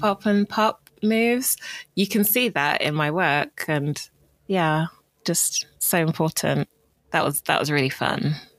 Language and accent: English; Bromley, London, United Kingdom; also born or lived in Greenwich; I grew up in Bromley, um, which is a neighbouring borough